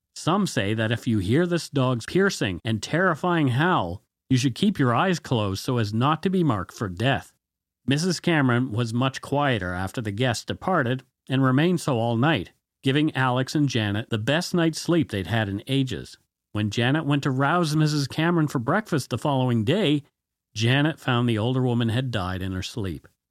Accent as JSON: {"language": "English", "country": "Canada", "said": "We are ordinary Canadian schmucks"}